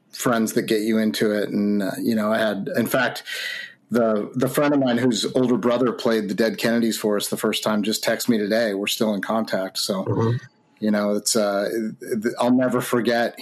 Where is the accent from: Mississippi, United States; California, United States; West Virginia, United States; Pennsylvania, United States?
California, United States; Orange; I was born at St. Joseph's of Orange.